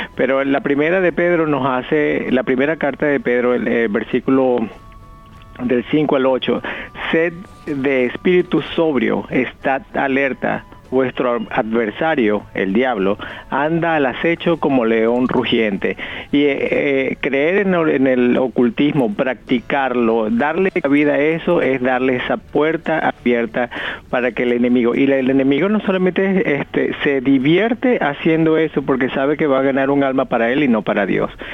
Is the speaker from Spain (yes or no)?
no; Venezuela; moved away; mi pueblo allá en Venezuela